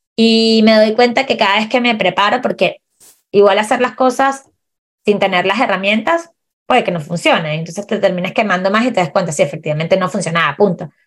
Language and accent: Spanish; Venezuela; moved away as an adult; also born or lived in Chile; now in Puerto Varas, Chile; yo soy chilena venezolana. Migré a Chile hace siete años